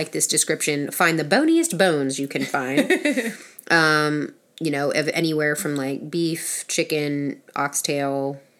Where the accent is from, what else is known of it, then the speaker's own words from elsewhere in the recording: Virginia, United States; In Virginia.